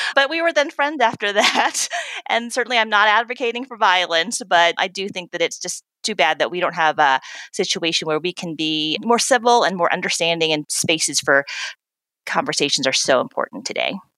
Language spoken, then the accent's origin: English; the American South, United States; I'm a proud daughter of Korean immigrants. I grew up in the American South